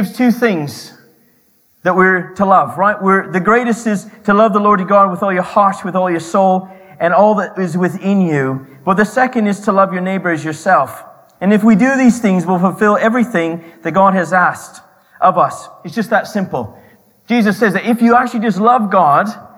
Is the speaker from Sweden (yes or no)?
no; Canada; accent: Canadian; moved away; My Canadian accent